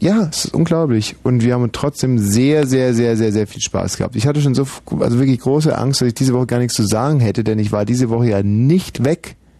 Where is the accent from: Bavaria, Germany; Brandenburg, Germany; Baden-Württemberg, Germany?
Bavaria, Germany; Augsburg; moved away; in meiner Heimatstadt Augsburg